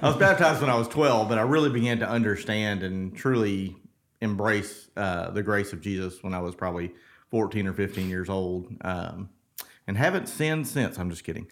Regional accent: South Mississippi, United States; I'm a Mississippi boy. I was born in South Mississippi

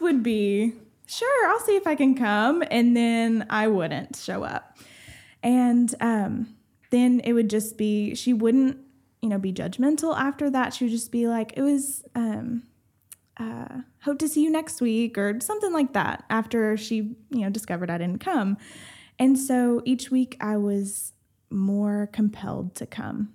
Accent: Rusk, Texas, United States; so I grew up, basically, my whole childhood was basically in, um, Rusk, Texas

